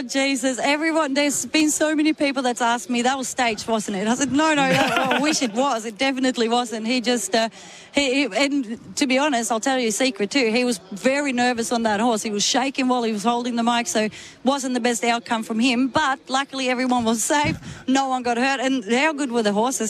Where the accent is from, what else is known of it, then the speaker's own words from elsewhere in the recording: Sweden; moved away as an adult; I come from Sweden